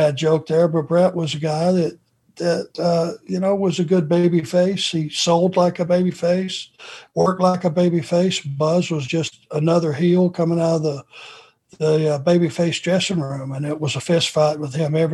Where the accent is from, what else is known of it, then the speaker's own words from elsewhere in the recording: Georgia, United States; growing up in Georgia